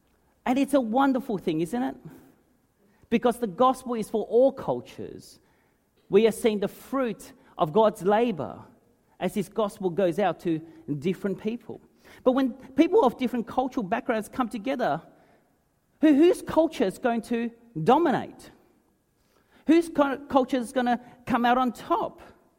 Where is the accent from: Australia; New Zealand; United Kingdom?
Australia; I'm an ABC. That is, I'm an Australian-born Chinese. That means I'm a third culture kid. I've got 1 foot in my Chinese heritage, and I've got a foot in Australian culture.